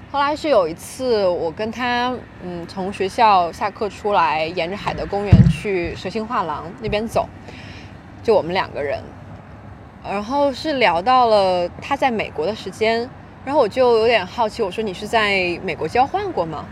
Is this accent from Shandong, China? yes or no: yes; Shandong, China; moved away; also born or lived in Tianjin; 高一的时候从天津回过山东，啊。然后当时去找我朋友在那个我们当地的高中